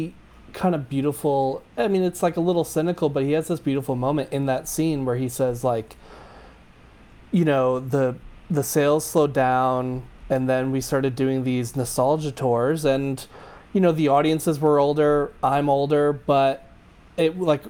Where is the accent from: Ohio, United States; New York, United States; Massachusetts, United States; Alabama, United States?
New York, United States; Long Island; I grew up on Long Island